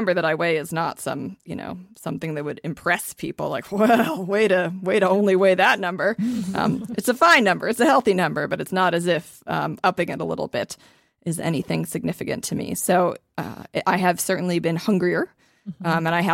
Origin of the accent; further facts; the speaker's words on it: Ohio, United States; I'm also from Ohio